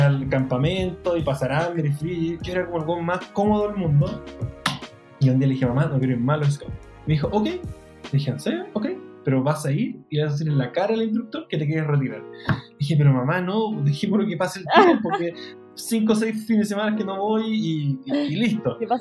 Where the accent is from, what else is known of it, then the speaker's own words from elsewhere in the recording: Chile; accent: Chilean Spanish; el español chileno